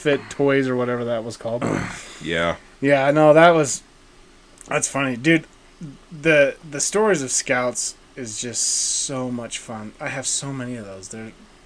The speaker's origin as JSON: {"language": "English", "town": "West Yellowstone", "region": "Montana", "country": "United States", "tie": "born or raised there", "said": "I grew up in West Yellowstone. So I grew up around Yellowstone National Park."}